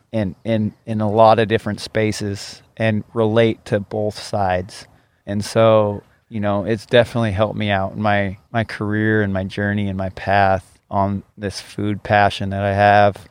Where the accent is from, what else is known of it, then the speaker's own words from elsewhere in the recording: Ellensburg, Washington, United States; also born or lived in Seattle; I grew up uh, in Ellensburg, Washington